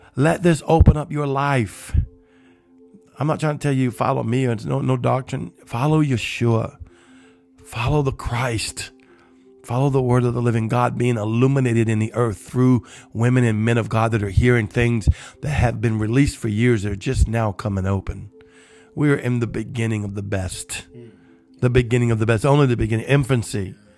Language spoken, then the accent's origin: English; Cajun, Louisiana, United States; I'm Cajun.